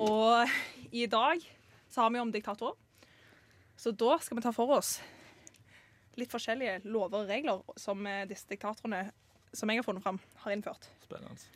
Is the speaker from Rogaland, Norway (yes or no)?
yes; Stavanger, Rogaland, Norway; jeg kommer fra Stavanger. Midt i Stavanger.